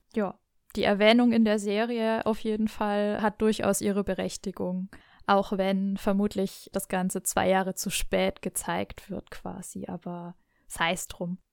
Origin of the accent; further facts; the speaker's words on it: Nuremberg, Bavaria, Germany; accent: Franconian; bin ich wirklich gebürtige Nürnbergerin und werde heute sicherlich noch das ein oder andere Mal in meinen Heimatdialekt verfallen